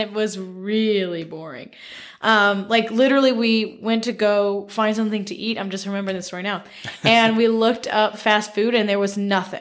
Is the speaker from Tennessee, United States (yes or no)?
yes; Memphis, Tennessee, United States; now in Connecticut, United States; I'm from Memphis